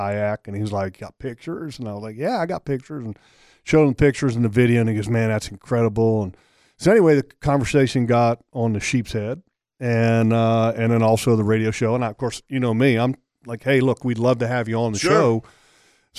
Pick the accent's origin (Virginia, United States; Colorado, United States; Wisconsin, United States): Virginia, United States; Sterling; We grew up together in Sterling, Virginia